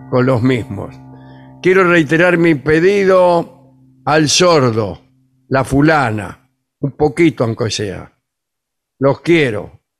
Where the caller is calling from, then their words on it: Quilmes, Buenos Aires Province, Argentina; Soy el … de Quilmes. Ya estoy listo esperando que arranquen.